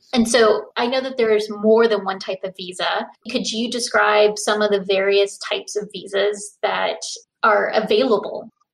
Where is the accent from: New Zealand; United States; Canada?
United States; I'm a Welsh American, and my mother was actually an immigrant